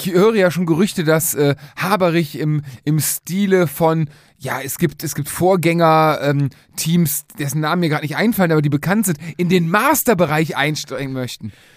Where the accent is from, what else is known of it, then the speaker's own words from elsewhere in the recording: Cologne, North Rhine-Westphalia, Germany; wir kommen aus Köln